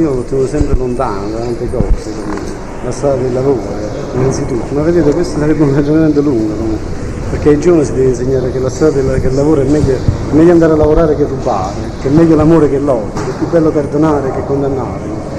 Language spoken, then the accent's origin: Italian; Ottaviano, Campania, Italy; Il paese che mi ha dato i miei natali, ne sono orgoglioso e, Ottaviano non è solo un paese di camorra